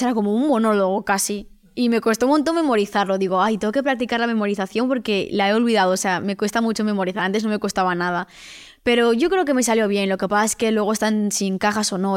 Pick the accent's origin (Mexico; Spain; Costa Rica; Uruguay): Spain; Vigo, Galicia; soy de Vigo, vivo en Vigo, no en Madrid